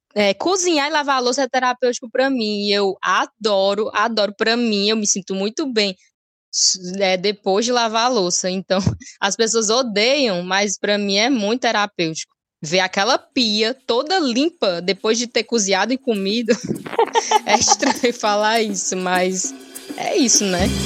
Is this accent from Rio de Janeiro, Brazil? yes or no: no; Ceará, Brazil; sou graduada pela Universidade de Fortaleza, é, aqui no Ceará, sou cearense